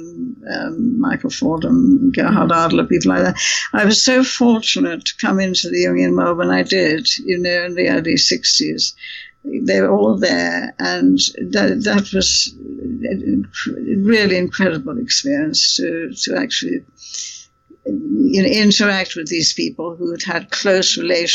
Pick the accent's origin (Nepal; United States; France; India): India; moved away; you survive a childhood in India